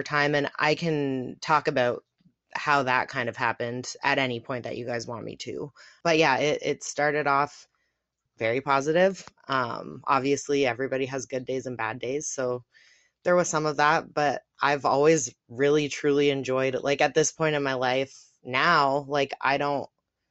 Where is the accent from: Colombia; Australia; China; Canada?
Canada; I'm from Canada. That's as specific as I'm going to get, but I am a Canadian friend here.